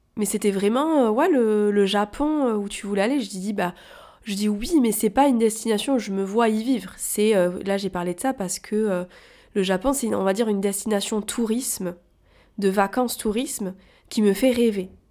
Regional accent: Toulouse, Occitania, France; now in Paris, France; je suis originaire de Toulouse

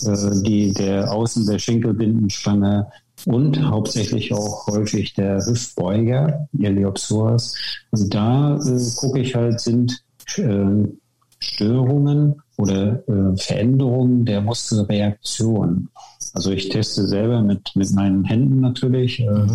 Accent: Wismar, Mecklenburg-Vorpommern, Germany; moved away as an adult; also born or lived in Leipzig; now in Worpswede, Germany; ich bin geboren in Wismar in der DDR und habe dort früh den, auch den Bezug zum Sport bekommen, war als Kind schon ähm, im Turnen

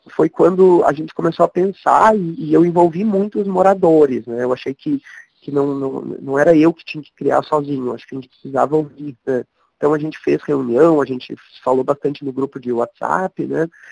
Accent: Porto Alegre, Rio Grande do Sul, Brazil; moved away as an adult; now in São Paulo, Brazil; venho do sul, de Porto Alegre, moro em São Paulo uh, já há sete anos no estado

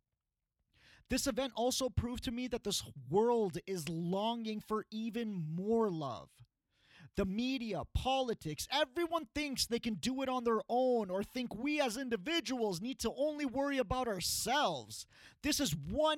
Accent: Canada; when we were young growing up in Canada

